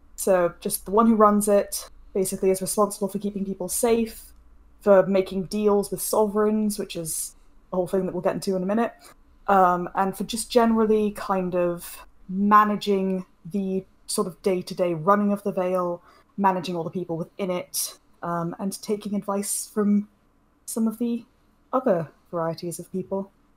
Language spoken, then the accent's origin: English; United Kingdom; being a Brit